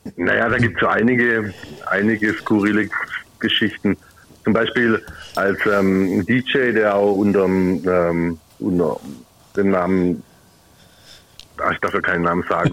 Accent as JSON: {"language": "German", "town": "Heilbronn", "region": "Baden-Württemberg", "country": "Germany", "said": "aus Heilbronn"}